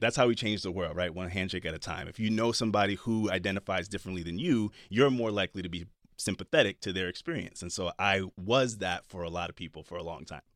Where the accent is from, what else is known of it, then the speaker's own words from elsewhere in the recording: Jersey City, New Jersey, United States; I grew up in Jersey City